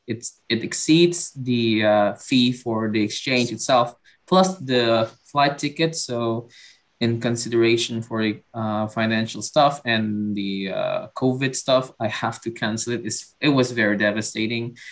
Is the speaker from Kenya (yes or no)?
no; Indonesia; also born or lived in Padang; I'm from Indonesia